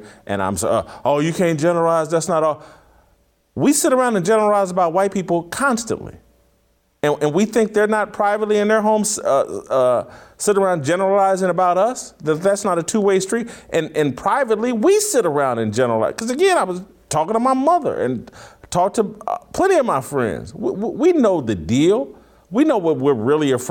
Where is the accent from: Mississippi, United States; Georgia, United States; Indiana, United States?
Indiana, United States; Indianapolis; I'm from Indianapolis. My mother lives in Indianapolis